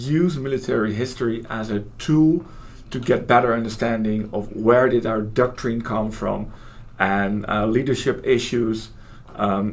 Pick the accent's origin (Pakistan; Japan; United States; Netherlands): Netherlands; Holland; I'm from Holland